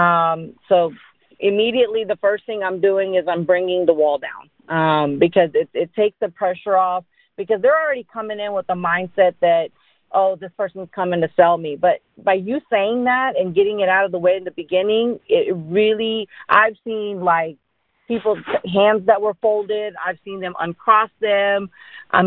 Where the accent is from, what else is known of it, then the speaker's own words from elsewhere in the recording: Dallas, Texas, United States; also born or lived in India; I grew up in Dallas, Texas